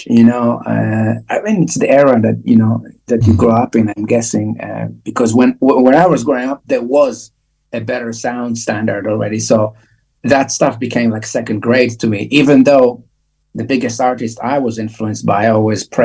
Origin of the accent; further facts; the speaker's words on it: Israel; I grew up in Israel, mind you, very hot country.